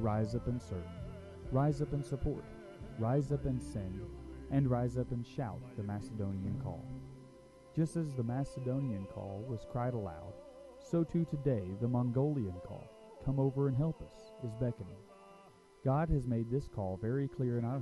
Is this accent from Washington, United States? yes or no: no; Normandy, Tennessee, United States; I was raised in Normandy, Tennessee